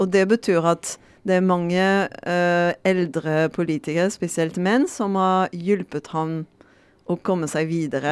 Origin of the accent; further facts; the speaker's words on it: France; Norwegian is a second language; moved away as an adult; now in Norway; vi er ikke forberedt for det som franskmann